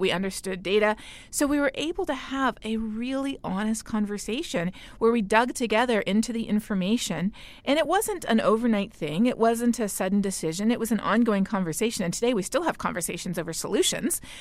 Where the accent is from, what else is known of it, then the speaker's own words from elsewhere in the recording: Canada; My home country of Canada